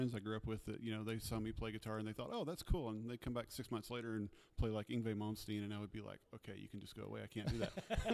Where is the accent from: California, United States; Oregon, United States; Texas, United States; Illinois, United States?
Texas, United States; moved away as an adult; also born or lived in Canada; now in Inland Northwest, United States; I was from Texas originally